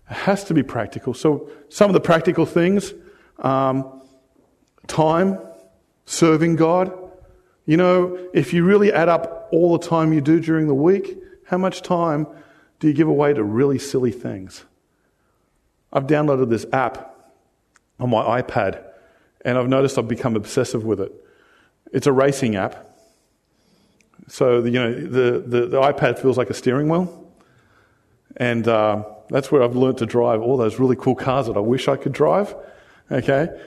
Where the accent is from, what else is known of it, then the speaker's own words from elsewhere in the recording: United States; moved away; I came from the States and, you know, I had a whole family out for 30 bucks. And now I'm here, it's like three times as much.